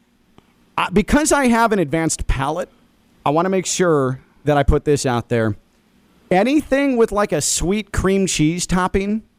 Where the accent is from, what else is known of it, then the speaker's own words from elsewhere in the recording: Midwest, United States; me growing up in the Midwest